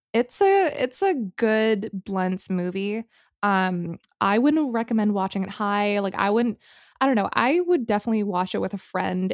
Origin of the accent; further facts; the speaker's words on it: Singapore; moved away; growing up in Singapore